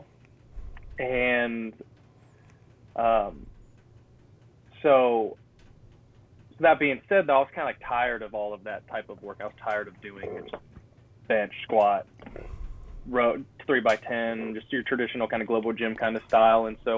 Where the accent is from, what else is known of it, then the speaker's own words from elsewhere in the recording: California, United States; I'm from California